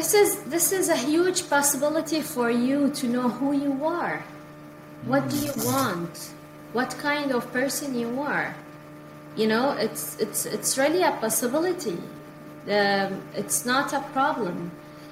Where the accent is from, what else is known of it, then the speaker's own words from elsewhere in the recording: India; now in Canada; See, when I came from India, and even here in Canada, sometimes, you know, I have many, many things to do.